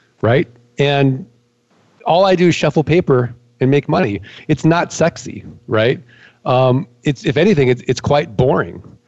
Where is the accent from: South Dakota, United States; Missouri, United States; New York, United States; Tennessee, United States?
Missouri, United States; St. Louis; I'm from St. Louis, Missouri. I'm from the show me state